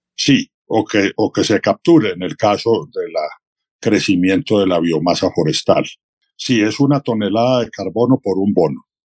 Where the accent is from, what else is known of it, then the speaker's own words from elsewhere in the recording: Manizales, Caldas, Colombia; yo nací en Manizales